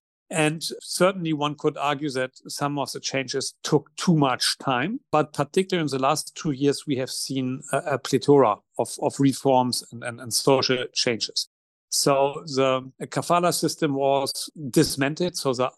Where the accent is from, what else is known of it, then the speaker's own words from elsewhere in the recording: Germany; now in Qatar; my home country, Germany